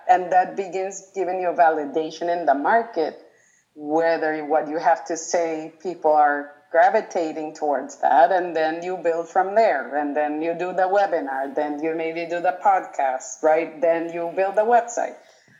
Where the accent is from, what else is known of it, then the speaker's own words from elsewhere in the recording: Colombia; also born or lived in United States / Sweden; Well, I have lived in a lot of countries. I was born in the U.S. I grew up in Colombia, and I lived in Sweden.